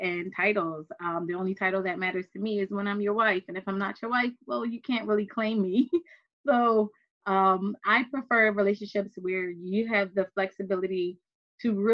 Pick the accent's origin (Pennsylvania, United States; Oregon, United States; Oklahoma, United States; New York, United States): Pennsylvania, United States; Philadelphia; born and raised in Philadelphia